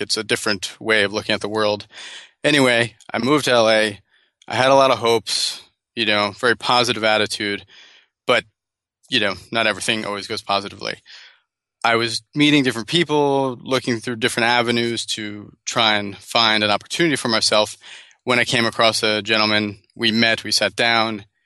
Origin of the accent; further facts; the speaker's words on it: New Jersey, United States; moved away as an adult; also born or lived in Bogota, Colombia / Los Angeles; now in San Francisco, United States; grew up in New Jersey